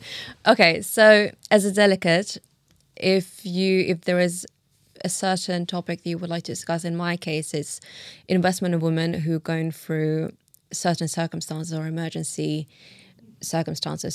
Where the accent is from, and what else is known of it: London, United Kingdom; born or raised there; also born or lived in Tashkent, Uzbekistan